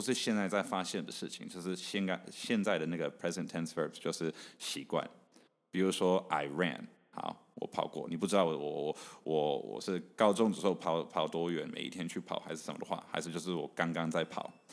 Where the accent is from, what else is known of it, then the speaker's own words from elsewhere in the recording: Canada; moved away as an adult; also born or lived in Taichung, Taiwan; now in Taiwan; 所以其实英文是我第二个语文。所以我是台中出生，你刚刚有有提到这个，所以我大概三岁半、四岁半到加拿大的时候，我我完全不会讲英文， 嗯、 我是中文、台语跟客家话都会讲